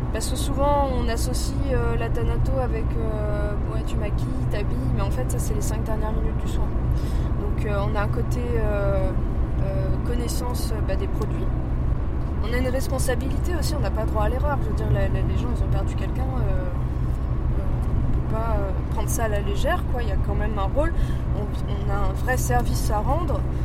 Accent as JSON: {"language": "French", "town": "Paris", "region": "Île-de-France", "country": "France", "tie": "born or raised there", "said": "Ma mère, d'ailleurs, quand j'étais petite à Paris, nous emmenait goûter euh, au Père Lachaise"}